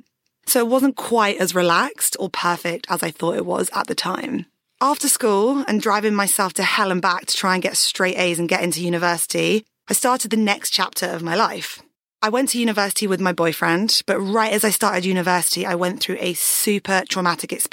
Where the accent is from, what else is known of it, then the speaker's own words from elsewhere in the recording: Surrey, South East England, United Kingdom; I was born in Surrey and into a pretty standard family